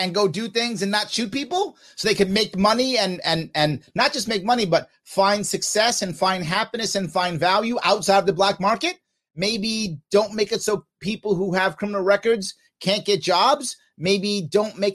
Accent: New York City, New York, United States; I grew up in the South Bronx

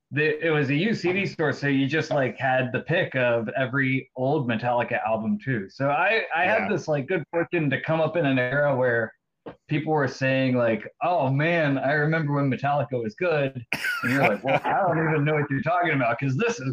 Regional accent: Charlotte, North Carolina, United States; I was from Charlotte, North Carolina.

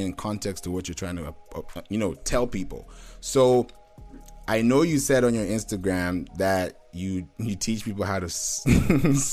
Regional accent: Kenya; also born or lived in Nigeria / Houston; now in Atlanta, United States; I'm Nigerian by birth. I'm a national Nigerian, but I grew up in Kenya, but I've been in Atlanta for a while now.

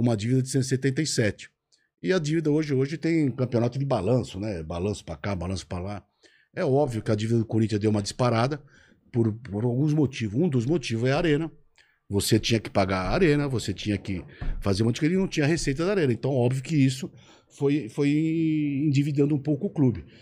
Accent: São Paulo, Brazil; also born or lived in Limeira; meus pais vieram da Espanha nos anos 50, e nasci em Limeira, e morei a vida toda em São Paulo

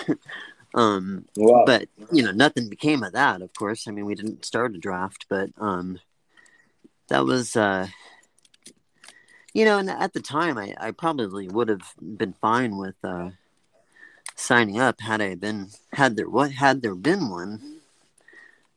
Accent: Oakland, California, United States; also born or lived in San Rafael; I grew up in the Bay Area, San Francisco Bay Area, and kind of the middle child. Grew up in San Rafael, moved to Oakland when I was 10.

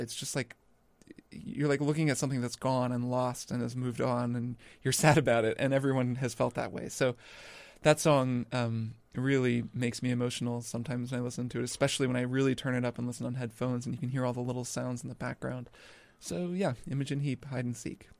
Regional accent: Indiana, United States; moved away; I grew up in Indiana

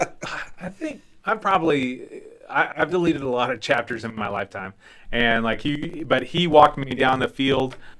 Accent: Ponca City, Oklahoma, United States; I was born in Oklahoma City, but grew up in Ponca City.

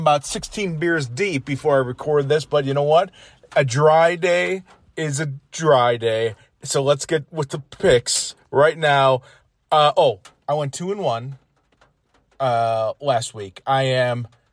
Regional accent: United States; I'm proud to be an American

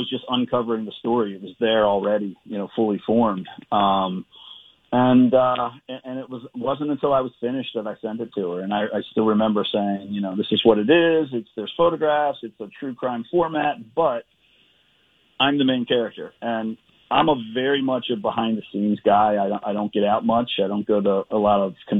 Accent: Edgewood, Maryland, United States; I grew up in this, you know, working class town named Edgewood

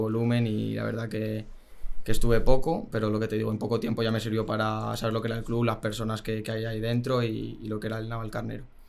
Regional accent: Getafe, Community of Madrid, Spain; now in Rivas-Vaciamadrid, Spain; yo nací en Madrid, eh, me crié normal con mis padres en en Getafe, luego pasamos a vivir a Rivas, que es donde vivo ahora

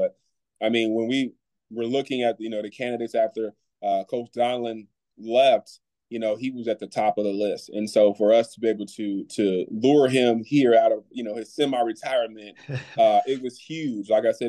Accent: Kansas City, Missouri, United States; also born or lived in Luquillo, Puerto Rico; it was my hometown school. And I love Kansas City. I'm originally from Puerto Rico, Luquillo, Puerto Rico, but grew up in Kansas City.

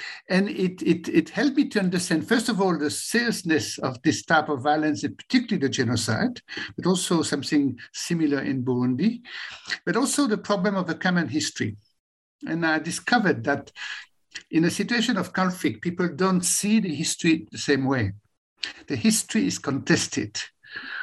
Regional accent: Belgium; moved away as an adult; now in South Africa; I was born in Belgium

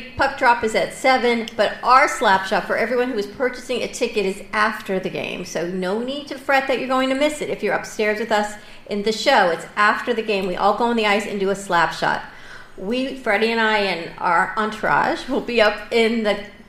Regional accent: Bronx, New York, United States; Yeah, growing up Bronx.

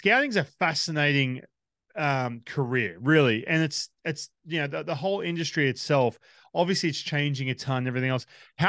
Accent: Australia; And obviously naturally being Australian, they look at it and say

